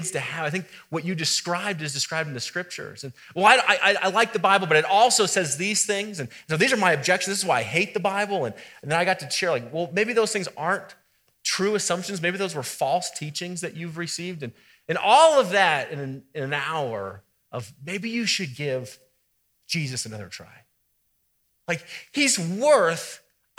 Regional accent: Colorado, United States; we're from Colorado

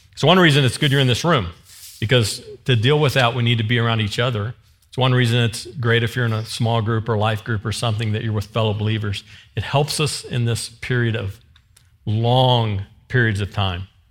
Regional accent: the Ozarks, United States; I'm from the Ozarks

